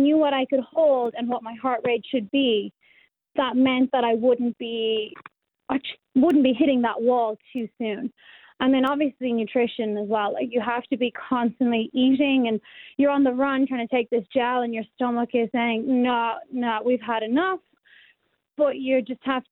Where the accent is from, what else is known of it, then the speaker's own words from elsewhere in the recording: County Kildare, Leinster, Ireland; moved away as an adult; now in Western Australia, Australia; I'm from County Kildare, so we're about 30 kilometres west of Dublin